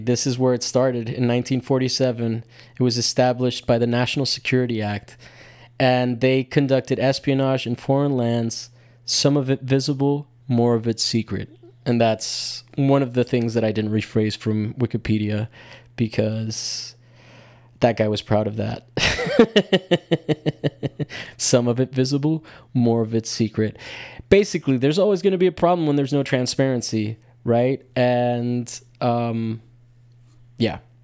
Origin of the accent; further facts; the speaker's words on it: United States; as an American